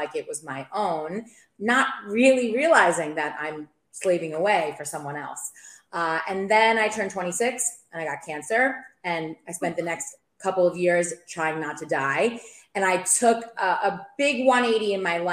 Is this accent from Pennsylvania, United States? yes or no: no; New York, United States; moved away as an adult; also born or lived in Maryland; now in St. Petersburg, United States; I'm from New York. You'll hear that when I speak.